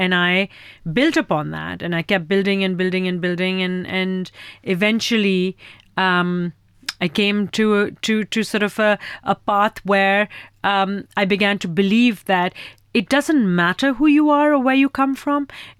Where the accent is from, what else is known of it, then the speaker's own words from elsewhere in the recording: Pakistan; my whole ethos is to create the next generation of firecrackers in my home country. And so in the last year and a half, we funded 15 films, 30 filmmakers in Pakistan